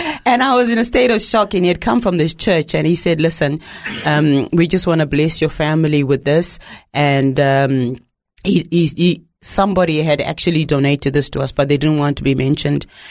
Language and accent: English; Zimbabwe; moved away; growing up in Zimbabwe